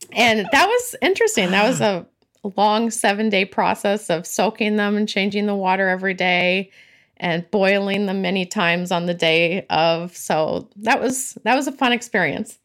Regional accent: California, United States; now in Massachusetts, United States; I'm originally from California, but I currently live in New England, in Massachusetts.

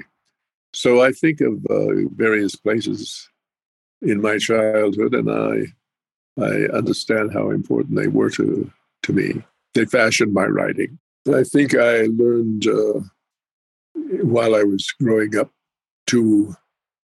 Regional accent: Pueblo of Jemez, New Mexico, United States; moved away; also born or lived in Navajo reservation / Apache reservations; And for the longest period of time, I lived at the Pueblo of Jemez in north central New Mexico.

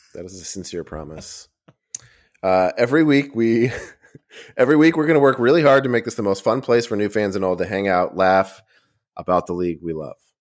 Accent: Boston, Massachusetts, United States; I grew up in Boston

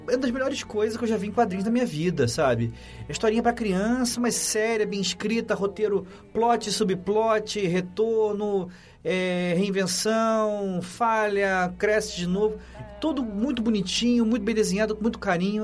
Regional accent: Rio de Janeiro, Brazil; now in São Paulo, Brazil; Eu cresci em Copacabana

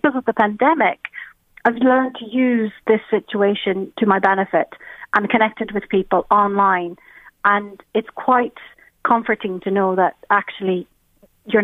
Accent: Helsinki, Uusimaa, Finland; English is a second language; Well, we've kind of lived all over Finland, but what we nowadays say is that we're from Helsinki and Espoo area, so the capital city area.

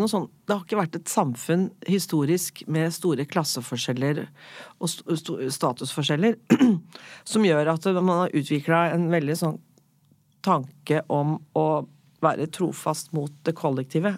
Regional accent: Norway; jeg er oppvokst i Norge, men er italiensk forelder

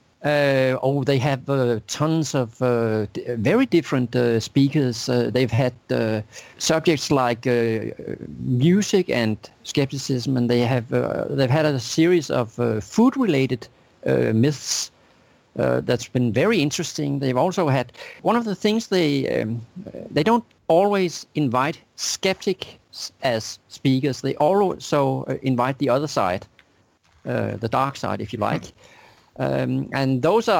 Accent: Denmark; moved away as an adult; also born or lived in New York City, United States; I moved to from Denmark to the U.S. to New York City

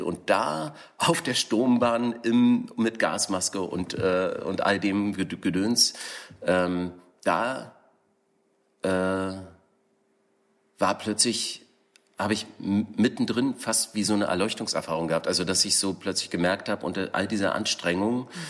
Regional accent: East Germany, Germany; now in Berlin, Germany; ich bin im Osten aufgewachsen

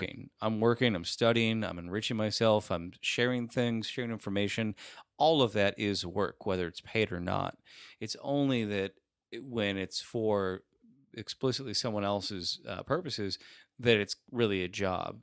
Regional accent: Rust Belt, United States; another Rust Belt town where I grew up

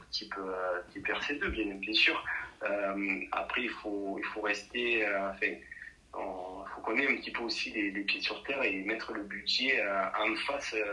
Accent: Nîmes, Occitania, France; Je, donc, je suis origine de Nîmes.

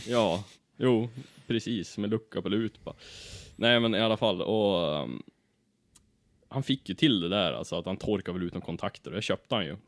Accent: Ullånger, Västernorrland County, Sweden; jag är ju från Ullånger, en liten by i Kramfors kommun

